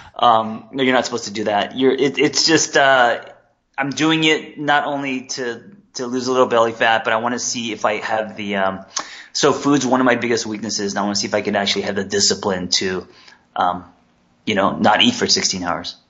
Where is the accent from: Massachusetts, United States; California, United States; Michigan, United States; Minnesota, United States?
California, United States; Los Angeles; also born or lived in Korea; I came here when I was three